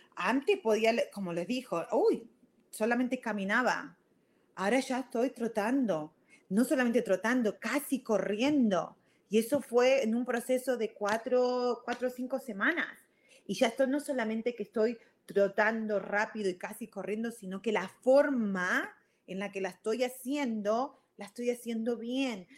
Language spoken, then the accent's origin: Spanish; Argentina; moved away as an adult; also born or lived in Virginia, United States; now in United States; soy de Argentina, ustedes ya lo saben, yo a los 18 años me fui a, vine acá a Estados Unidos y viví en Virginia